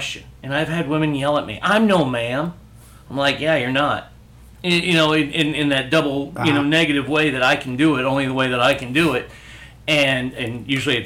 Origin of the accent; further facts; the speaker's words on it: the South, United States; I was raised in the South